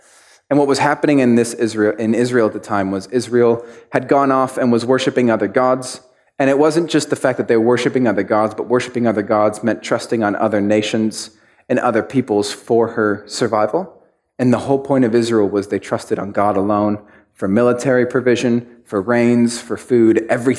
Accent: Mexico; I grew up in Mexico and my dad was a pastor, and there was this one church we were pastoring.

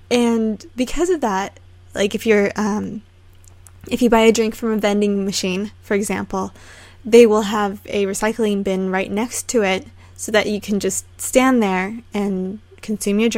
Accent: United States

